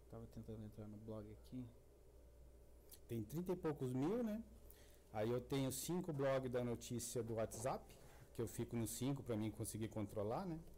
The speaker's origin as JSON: {"language": "Portuguese", "region": "Goiás", "country": "Brazil", "said": "Eu, eu moro aqui, eu sei, aconteceu mesmo eu sou aqui de Goiás e tal."}